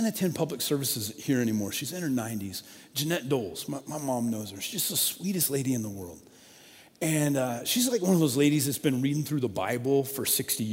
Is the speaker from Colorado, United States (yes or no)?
yes; Colorado, United States; I grew up in Colorado